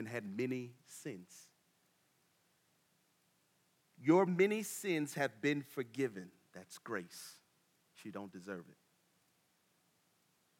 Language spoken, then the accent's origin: English; Tallahassee, Florida, United States; moved away; I'm from Tallahassee